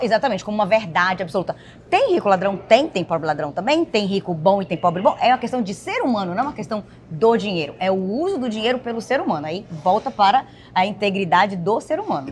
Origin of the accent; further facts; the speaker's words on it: Bahia, Brazil; moved away as an adult; now in United States; esposa do Gustavo, sou daqui do Nordeste, da Bahia